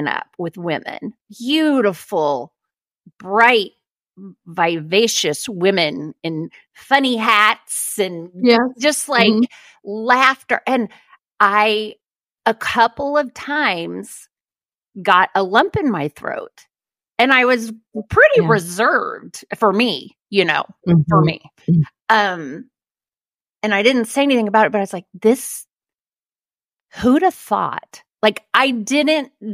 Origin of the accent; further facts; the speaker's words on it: Oklahoma, United States; I was raised in Oklahoma